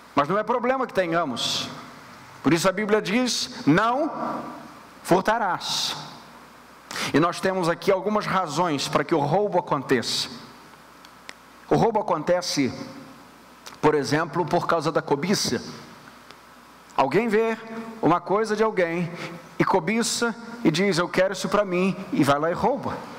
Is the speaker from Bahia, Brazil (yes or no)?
no; Rio de Janeiro, Brazil; moved away; nós que viemos do Rio de Janeiro